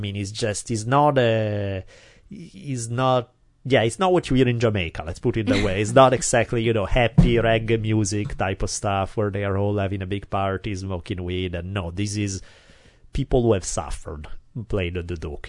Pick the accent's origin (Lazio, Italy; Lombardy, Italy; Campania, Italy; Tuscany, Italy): Lombardy, Italy; Milan; now in Glendale, United States; I grew up in Milan not a million years ago